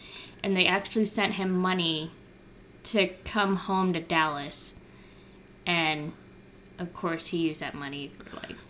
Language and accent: English; Philippines; me being Filipino nosy